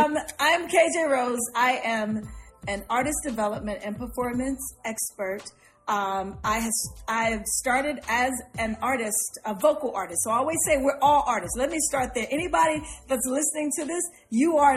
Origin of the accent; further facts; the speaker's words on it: Chicago, Illinois, United States; I'm from Chicago